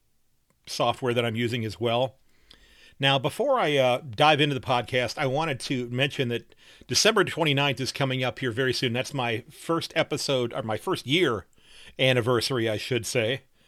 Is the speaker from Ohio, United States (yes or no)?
yes; Sandusky, Ohio, United States; from Sandusky, Ohio, and I'm glad that you're listening.